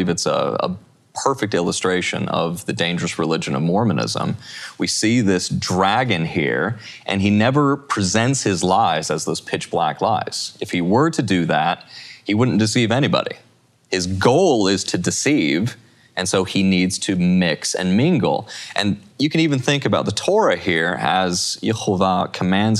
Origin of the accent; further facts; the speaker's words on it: Utah, United States; I'm from Utah